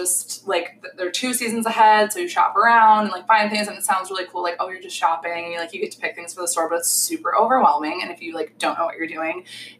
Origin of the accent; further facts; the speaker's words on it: Buffalo, New York, United States; So I'm from Buffalo, New York.